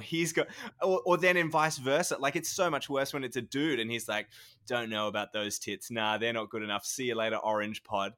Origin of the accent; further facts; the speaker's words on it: New South Wales, Australia; now in Victoria, Australia; I'm originally from New South Wales